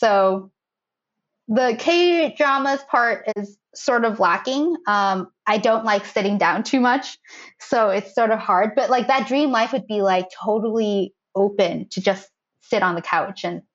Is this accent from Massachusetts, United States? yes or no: yes; Boston, Massachusetts, United States; moved away as an adult; also born or lived in Fiji; now in Tokyo, Japan; We're both from Boston.